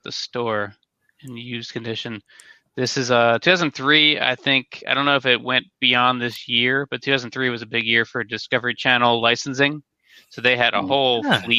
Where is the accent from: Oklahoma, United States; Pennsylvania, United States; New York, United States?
Pennsylvania, United States; Philadelphia; I'm from Philadelphia